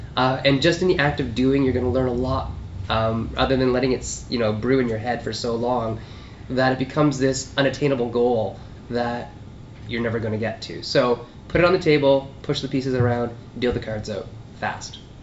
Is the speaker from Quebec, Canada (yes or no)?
no; Sault Ste. Marie, Ontario, Canada; growing up in Sault Ste. Marie, Ontario, way up north